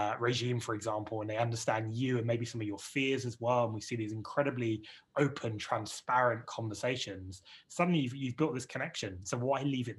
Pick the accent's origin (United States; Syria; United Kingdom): United Kingdom; accent: British; you can tell my British accent, guys, that we got started here in the UK